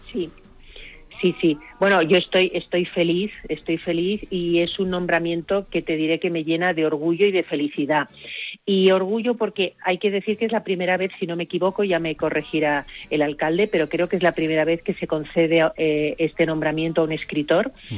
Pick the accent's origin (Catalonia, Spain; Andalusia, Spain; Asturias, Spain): Catalonia, Spain; moved away; also born or lived in Hita, Guadalajara; yo soy una catalana, o sea, yo me reconozco catalana de corazón alcarreño